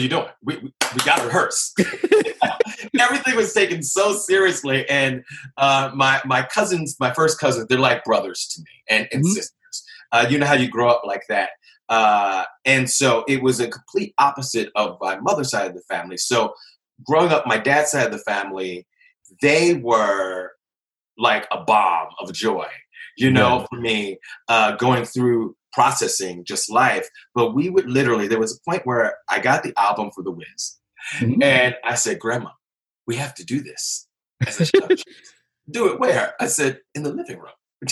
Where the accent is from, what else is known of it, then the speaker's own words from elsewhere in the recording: Philadelphia, Pennsylvania, United States; moved away as an adult; also born or lived in New York; I am originally from Philly